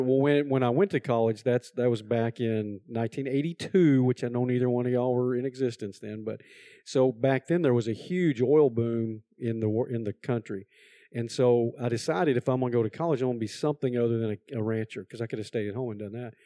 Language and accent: English; Texas, United States; now in North Carolina, United States; I am originally from Texas